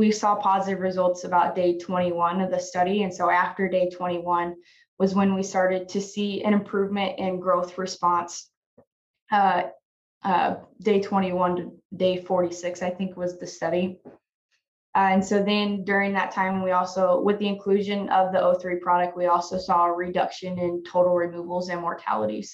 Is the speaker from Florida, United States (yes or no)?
no; Oakland, Nebraska, United States; moved away as an adult; now in Manhattan, United States; I'm originally from Oakland, Nebraska, but I did my undergrad here at K-State